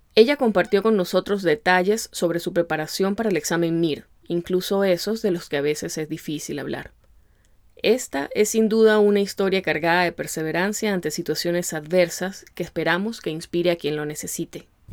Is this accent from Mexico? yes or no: no; Venezuela; moved away as an adult; now in Chicago, United States